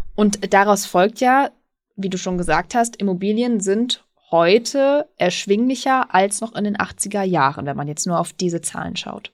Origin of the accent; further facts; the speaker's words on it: Münsterland, North Rhine-Westphalia, Germany; im Münsterland, da bin ich gerade ganz überrascht. Also meiner Heimat